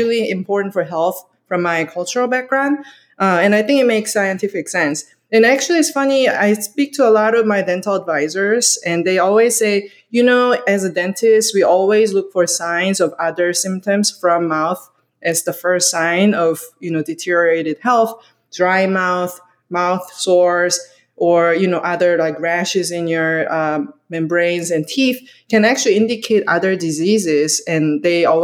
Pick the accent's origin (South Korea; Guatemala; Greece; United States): South Korea; moved away; I'm from Korea